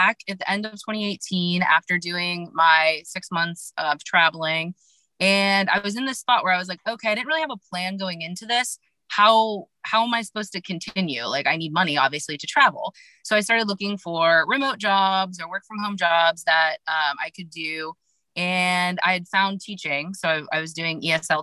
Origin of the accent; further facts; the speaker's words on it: Ohio, United States; now in Florida, United States; I'm originally from Ohio, but when I'm not traveling full-time, I'm in Florida.